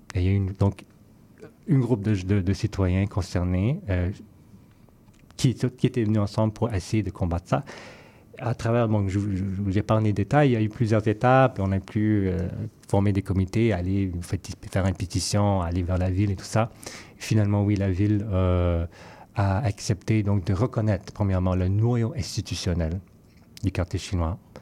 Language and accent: French; Vancouver, British Columbia, Canada; now in Montreal, Canada; je suis originaire de Vancouver